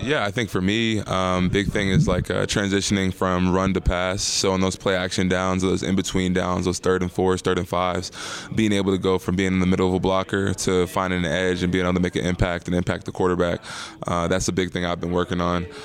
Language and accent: English; Ellicott City, Maryland, United States; also born or lived in Baltimore, Maryland; I'm originally from Ellicott City, Maryland, but, uh, I went to, to school in Baltimore for, for twelve or thirteen years